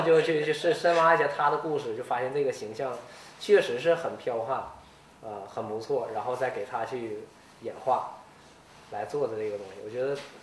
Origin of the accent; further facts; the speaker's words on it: Northeast China, China; 我们东北这边这个 越野赛啊，比赛比较少